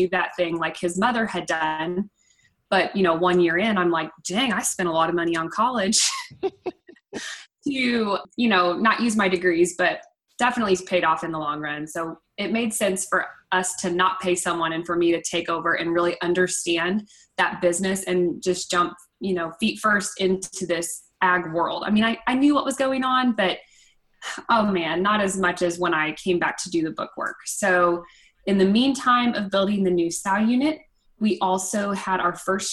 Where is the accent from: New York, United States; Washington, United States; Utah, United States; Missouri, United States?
Missouri, United States; Vandalia; I'm from Vandalia, Missouri